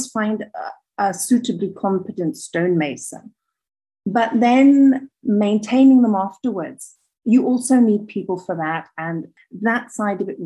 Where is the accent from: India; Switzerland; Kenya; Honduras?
Kenya; moved away as an adult; now in Rwanda; I'm from Kenya.